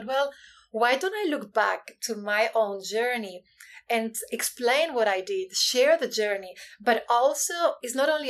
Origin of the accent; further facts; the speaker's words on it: Spain; now in Hong Kong; So I'm originally from Spain, but I've lived in 9 countries and Hong Kong is home right now, and it's been home for the past 16 years.